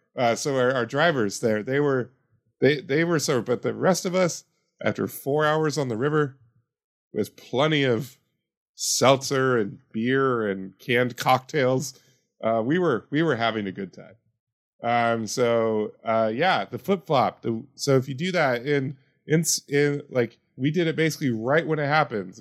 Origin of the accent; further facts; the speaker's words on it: Yakima, Washington, United States; I went to Yakima this weekend, my hometown